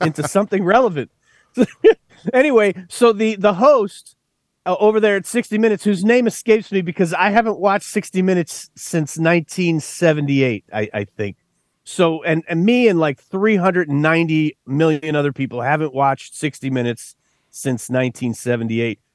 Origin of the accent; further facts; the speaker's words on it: West Texas, United States; I grew up out in West Texas